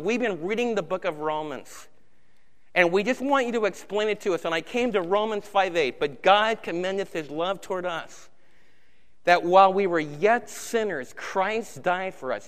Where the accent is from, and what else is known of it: United States